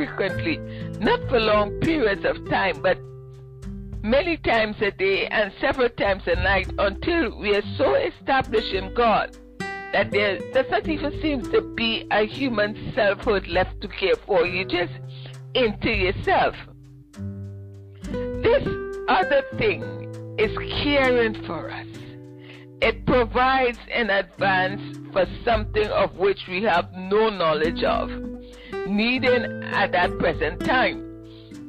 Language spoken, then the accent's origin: English; Ottawa, Ontario, Canada; moved away as an adult; I'm from Ottawa, and I got transferred down here